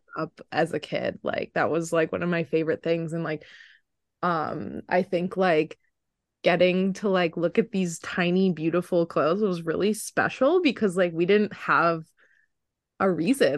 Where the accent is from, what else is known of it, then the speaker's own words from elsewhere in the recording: Wisconsin, United States; moved away; growing up in Wisconsin